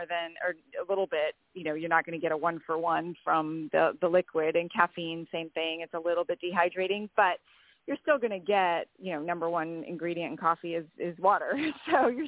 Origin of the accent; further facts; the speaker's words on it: Wisconsin, United States; I grew up in Wisconsin and card games were like the thing